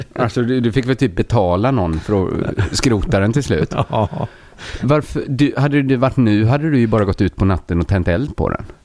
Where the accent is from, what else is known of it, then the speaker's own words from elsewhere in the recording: Sweden; jag är ju svensk